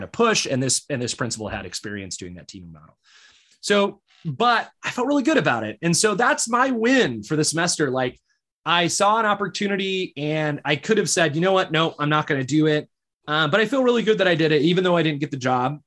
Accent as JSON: {"language": "English", "region": "Michigan", "country": "United States", "tie": "born or raised there", "moved": "yes", "said": "I grew up in Michigan"}